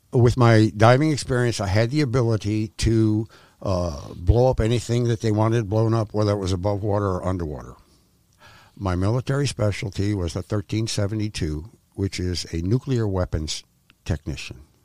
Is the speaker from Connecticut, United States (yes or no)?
yes; Clinton, Connecticut, United States; moved away as an adult; also born or lived in Florida; I was born up north in Connecticut, in a small town called Clinton, where I taught myself to dive when about sixteen